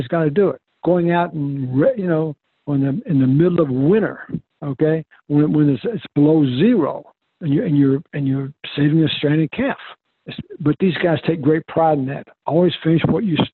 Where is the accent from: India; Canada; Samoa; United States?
United States; Lexington, Kentucky; also born or lived in Santa Barbara; now in Texas, United States; I grew up in Lexington, Kentucky with … and …